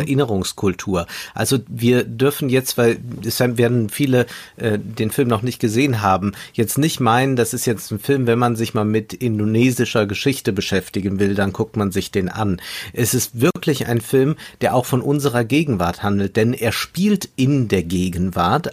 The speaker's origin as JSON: {"language": "German", "country": "Germany", "said": "für uns nochmal äh, als Deutsche"}